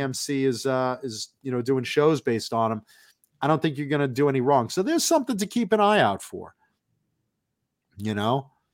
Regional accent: Long Island, New York, United States; moved away; also born or lived in Hollywood, California; I'm a very proud Long Islander

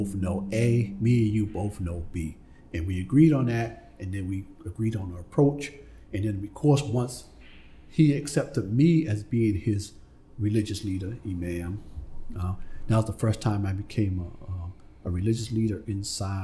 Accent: Boston, Massachusetts, United States; I grew up on Faison Street, which was a couple of streets down from Interville Street.

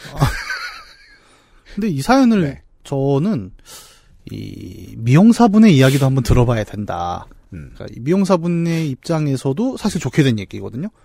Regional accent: Bucheon, Gyeonggi Province, South Korea; 부천 사람으로서

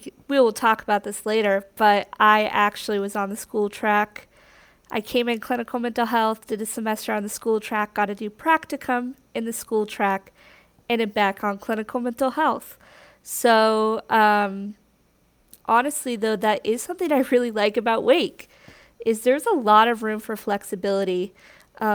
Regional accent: Wheat Ridge, Colorado, United States; moved away as an adult; now in North Carolina, United States; I am from Wheat Ridge, Colorado, which is just a suburb of Denver

